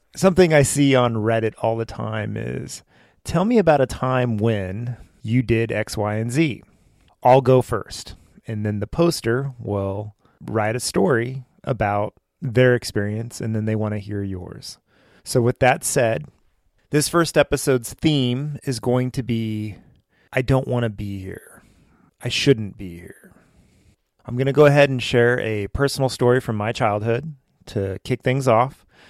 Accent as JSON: {"language": "English", "town": "Westlake Village", "region": "California", "country": "United States", "tie": "born or raised there", "said": "We grew up in Westlake Village, California, which it's kind of embedded in Thousand Oaks, California."}